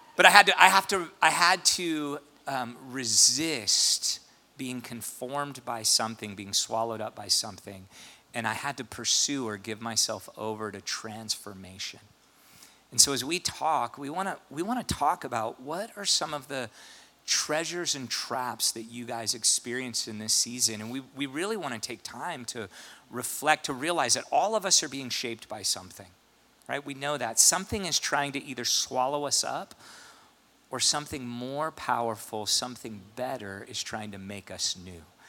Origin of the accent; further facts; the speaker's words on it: St. Louis, Missouri, United States; moved away; I grew up in St. Louis